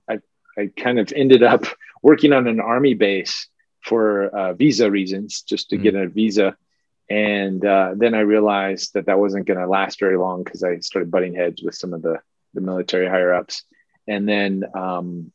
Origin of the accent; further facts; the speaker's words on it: Atlanta, Georgia, United States; moved away as an adult; also born or lived in Japan; I'm here in the States, where I grew up in Atlanta, rural Atlanta, Georgia